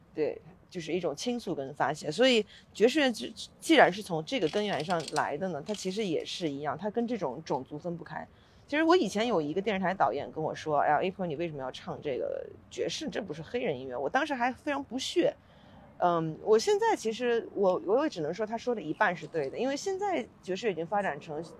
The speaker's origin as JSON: {"language": "Chinese", "town": "Suzhou", "region": "Jiangsu", "country": "China", "also_born_or_lived": "Beijing / New York", "moved": "yes", "said": "因为我是苏州人嘛"}